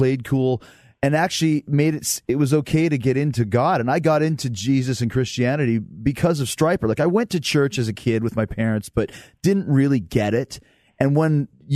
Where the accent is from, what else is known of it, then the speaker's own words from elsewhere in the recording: Winnipeg, Manitoba, Canada; I grew up in Winnipeg